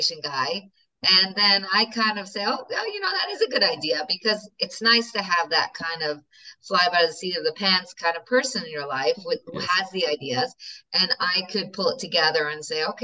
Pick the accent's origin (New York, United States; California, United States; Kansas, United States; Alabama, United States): New York, United States; also born or lived in Moscow, Russia; now in Israel; I'm New Yorker. I'm sure you could hear it.